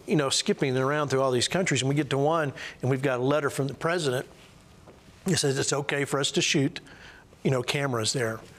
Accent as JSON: {"language": "English", "country": "United States", "said": "as long as I don't open my mouth, they don't know if I'm from America"}